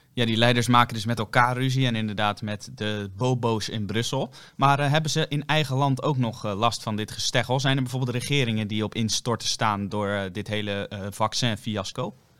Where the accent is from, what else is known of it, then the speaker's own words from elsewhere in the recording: Netherlands; wij zijn toch Nederlanders